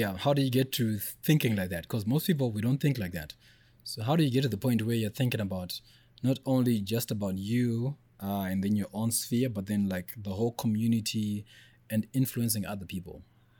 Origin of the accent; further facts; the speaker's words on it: Harare, Zimbabwe; I grew up in Highfields, it's normal.